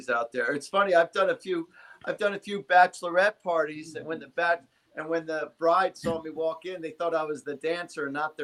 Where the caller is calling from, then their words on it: New Jersey, United States; I'm in New Jersey. I'm about 40 minutes shy of New York City.